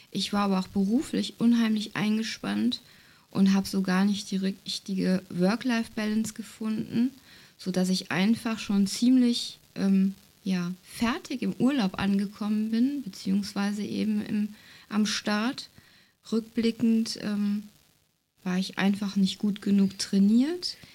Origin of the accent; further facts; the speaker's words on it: North Rhine-Westphalia, Germany; Ja, wir kommen so aus der Jülicher Börde, das liegt ähm, ja zwischen Aachen und Düren, wem das so sagt. Hier ist viel ähm, flaches Ackerland, ähm, Tagebau.